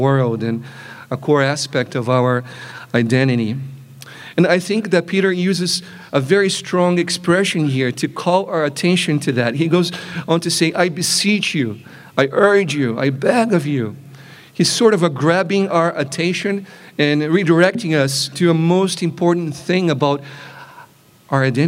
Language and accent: English; Brazil; moved away; growing up in Brazil is an important element of how I perceive myself to be